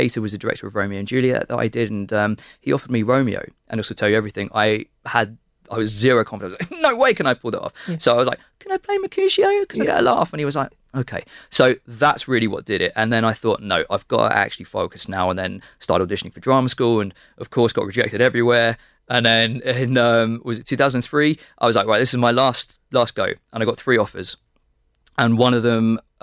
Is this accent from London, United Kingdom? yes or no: yes; London, United Kingdom; moved away as an adult; now in Dublin, Ireland; growing up in London